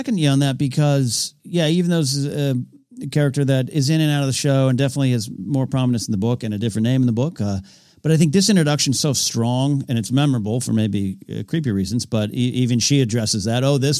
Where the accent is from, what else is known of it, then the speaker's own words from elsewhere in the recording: Arroyo Grande, California, United States; I do like swinging bridges. There's one in my hometown of Arroyo Grande, California.